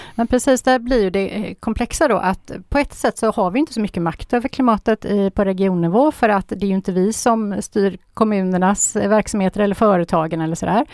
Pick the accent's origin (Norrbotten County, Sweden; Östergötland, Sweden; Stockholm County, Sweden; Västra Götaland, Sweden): Västra Götaland, Sweden; Gothenburg; i Göteborg, där jag är ifrån